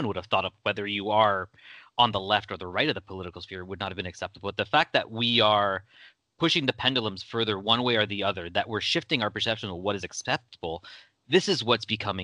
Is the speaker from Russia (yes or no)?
no; Canada; my home country of Canada.